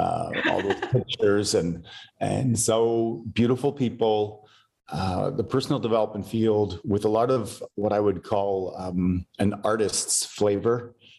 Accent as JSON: {"language": "English", "country": "Canada", "said": "for us Westerners, and I'm Canadian"}